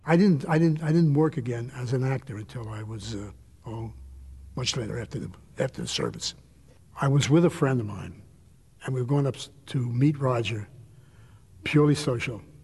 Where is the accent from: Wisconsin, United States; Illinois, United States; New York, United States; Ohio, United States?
New York, United States; I'm from New York